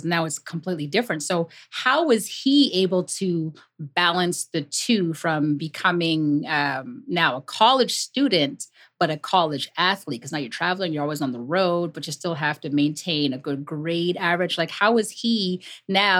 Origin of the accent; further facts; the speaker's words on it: Canada; we're from Canada